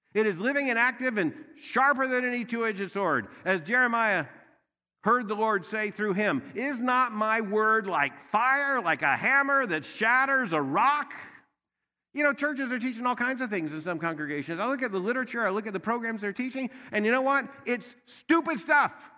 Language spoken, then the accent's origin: English; Louisville, Kentucky, United States; I am from Louisville, Kentucky